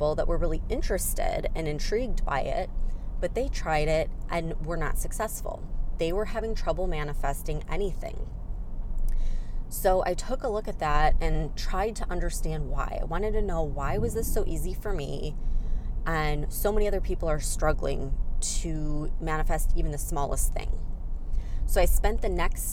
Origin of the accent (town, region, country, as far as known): Chicago, Illinois, United States; moved away as an adult